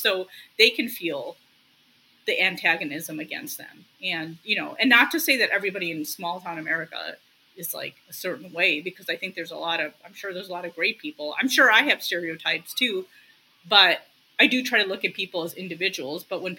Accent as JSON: {"language": "English", "town": "Chicago", "region": "Illinois", "country": "United States", "tie": "born or raised there", "said": "I'm just grateful I was in the 70s that I was born in Chicago. I am grateful. I don't think I could handle a small town."}